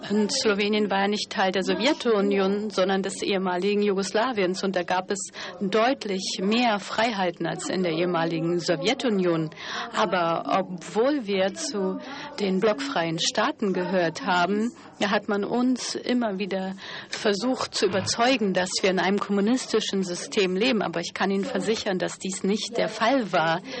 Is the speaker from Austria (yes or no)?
no; Sarajevo, Federation of Bosnia and Herzegovina, Bosnia & Herzegovina; born there; Ich bin zuerst in, ich bin in Sarajevo geboren worden und dann sind wir umgezogen